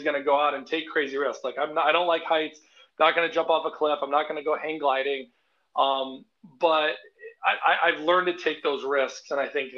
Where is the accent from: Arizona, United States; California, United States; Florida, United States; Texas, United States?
Arizona, United States; now in Crystal Lake, United States; I grew up in Arizona